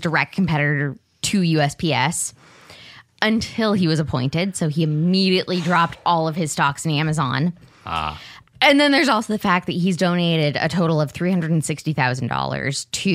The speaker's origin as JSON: {"language": "English", "region": "Arizona", "country": "United States", "moved": "yes", "lives_now": "Oregon, United States", "said": "my home state of Arizona"}